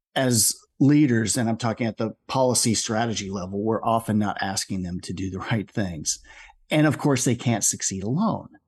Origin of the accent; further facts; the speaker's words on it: Omaha, Nebraska, United States; moved away as an adult; I was uh, born and raised in Omaha